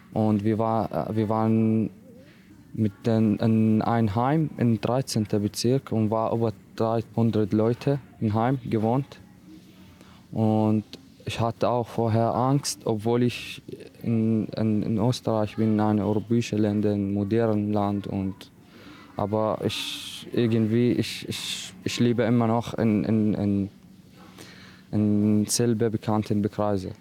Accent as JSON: {"language": "German", "country": "Iraq", "second_language": "German", "moved": "yes", "lives_now": "Austria", "said": "Ich habe viel Schwierigkeit in meiner Heimat erlebt, mit meiner Familie. Also in Irak, wir leben in clanmäßig Community"}